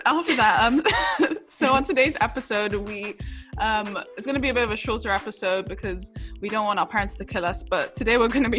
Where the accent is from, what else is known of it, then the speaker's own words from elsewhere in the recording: England, United Kingdom; but I think for me, you know, growing up in England and in, you know, Western cultures, it literally in so many ways feels like the antithesis to Nigerian culture and Nigerian parents.